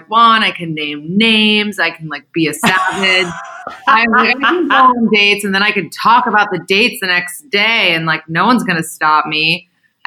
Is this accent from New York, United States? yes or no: yes; New York City, New York, United States; I live in New York City. I'm from New York City too